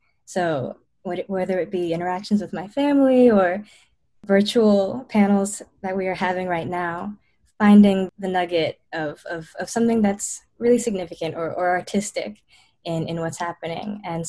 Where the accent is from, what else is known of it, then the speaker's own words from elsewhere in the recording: Princeton, New Jersey, United States; I'm from Princeton, New Jersey